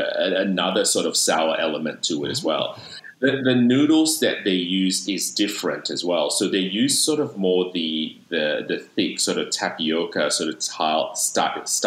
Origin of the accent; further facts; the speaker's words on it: Sydney, New South Wales, Australia; now in Melbourne, Australia; I'm currently residing in Melbourne, but I'm from Sydney.